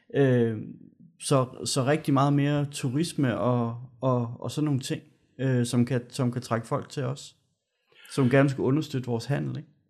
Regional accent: Gørlev, Zealand, Denmark; nu er jeg jo fra Gørlev

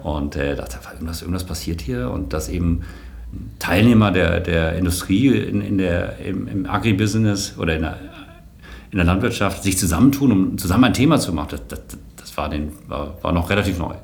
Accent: Kronberg, Hesse, Germany; moved away as an adult; also born or lived in Darmstadt / Berlin / South Africa / London; aufgewachsen bin ich in Kronberg bei, äh, bei Frankfurt

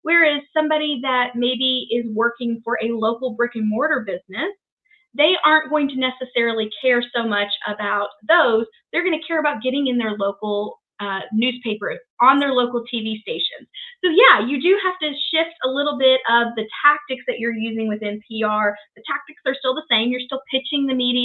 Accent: Shelbyville, Kentucky, United States; I was born and raised in Shelbyville, Kentucky

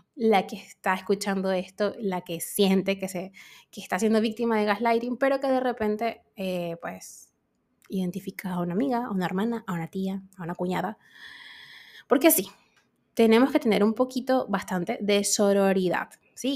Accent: Venezuela

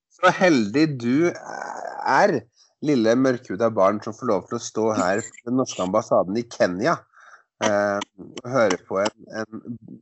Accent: Skotterud, Innlandet, Norway; på Skotterud, der jeg kommer ifra. En liten Eidskog kommune på Hedmarken.

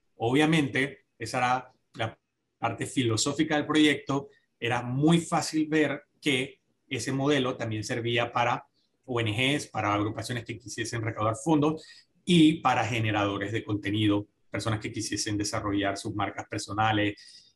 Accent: Panama

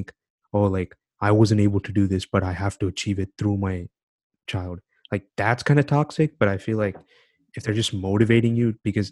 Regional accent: United States; I'm living in America. I'm growing up in America

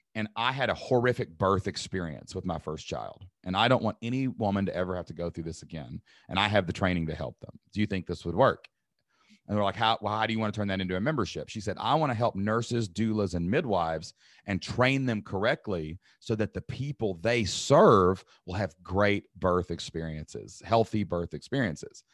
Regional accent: Southeast Kentucky, United States; the y'all part is definitely just growing up, you know, in Southeast Kentucky

